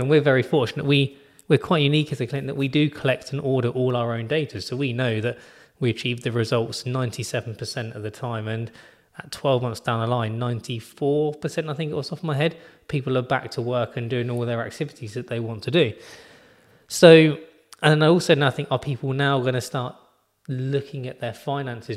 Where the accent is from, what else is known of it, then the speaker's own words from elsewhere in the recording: United Kingdom; being British